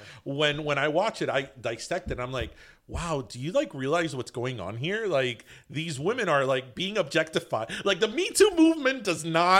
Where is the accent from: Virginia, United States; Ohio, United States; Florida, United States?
Florida, United States; Miami; no, I'm not Latino. I'm not Hispanic. I'm from Miami.